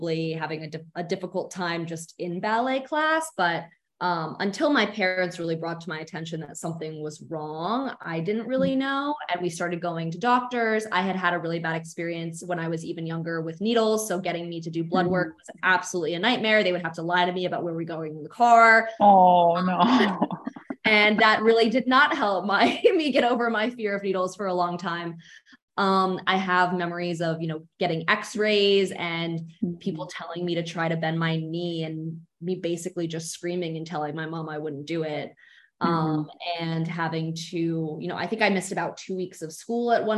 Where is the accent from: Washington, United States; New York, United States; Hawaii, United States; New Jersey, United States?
New York, United States; New York City; I grew up in New York City as well